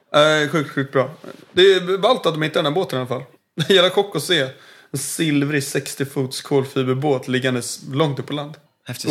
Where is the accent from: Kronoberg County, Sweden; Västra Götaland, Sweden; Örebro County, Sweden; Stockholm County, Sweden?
Stockholm County, Sweden; Stockholm; Född och uppväxt i Stockholm.